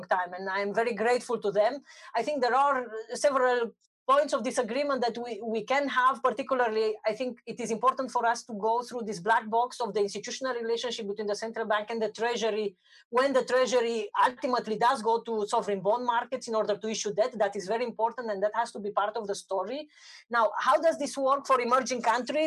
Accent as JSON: {"language": "English", "country": "Romania", "said": "I'm from Romania"}